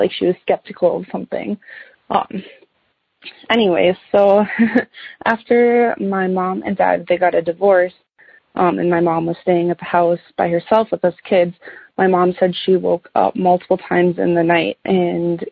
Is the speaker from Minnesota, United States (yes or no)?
yes; Minnesota, United States; my parents bought our house that we grew up in Minnesota here in the early 90s